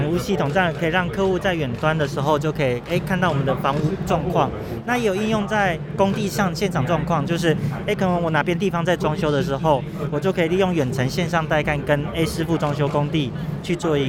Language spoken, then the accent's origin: Chinese; Nantou County, Taiwan; 我是南投人。